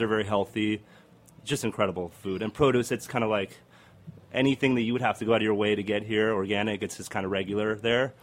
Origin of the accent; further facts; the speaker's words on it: Argentina; I'm from Argentina